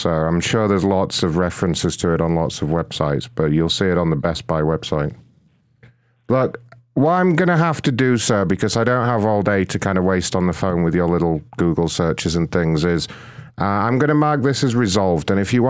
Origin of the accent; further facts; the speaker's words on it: United Kingdom; now in United States; No, I'm British, but I've moved to the United States about 2 years ago now.